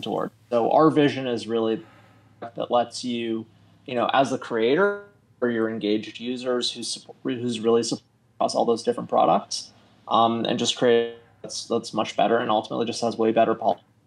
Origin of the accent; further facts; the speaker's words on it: Canada; also born or lived in Toronto; I'm in Toronto. Uh, I am Canadian